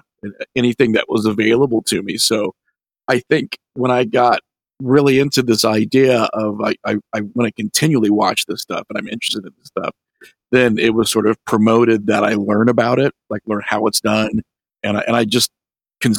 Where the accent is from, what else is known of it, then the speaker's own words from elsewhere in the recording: Midwest, United States; my hometown was very, very religious too. I mean, this is the Midwest